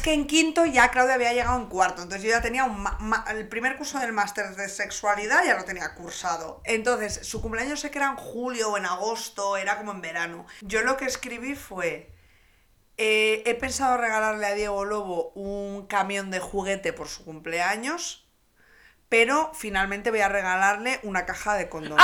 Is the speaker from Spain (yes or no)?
yes; Reinosa, Cantabria, Spain; en mi pueblo, encima en Reynosa